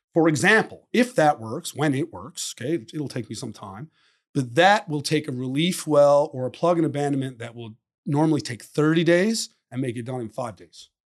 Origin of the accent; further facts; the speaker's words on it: Newfoundland and Labrador, Canada; moved away as an adult; also born or lived in Western Canada; my hometown